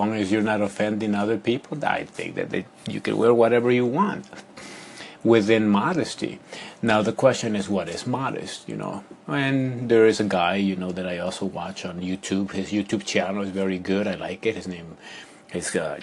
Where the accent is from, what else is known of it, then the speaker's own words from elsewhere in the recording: Ecuador; moved away; when I was living in Ecuador